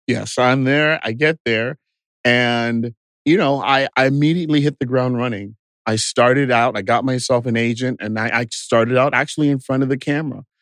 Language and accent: English; Bastrop, Texas, United States; moved away as an adult; also born or lived in Los Angeles; I grew up in a small town called Bastrop, Texas, just 30 miles southeast of Austin.